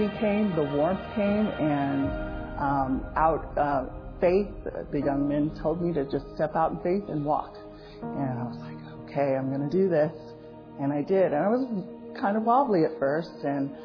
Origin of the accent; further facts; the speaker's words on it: Salem, Oregon, United States; now in Corvallis, United States; I was born in Salem, Oregon, and I'm currently living in Corvallis, Oregon.